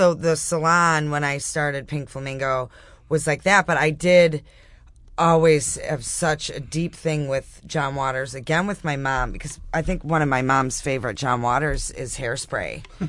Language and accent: English; Gates, New York, United States; I'm from Gates, like you.